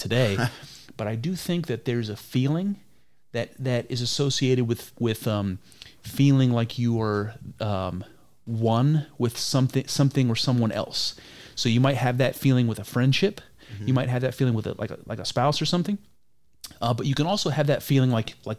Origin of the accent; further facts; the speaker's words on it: Ohio, United States; I'm from Ohio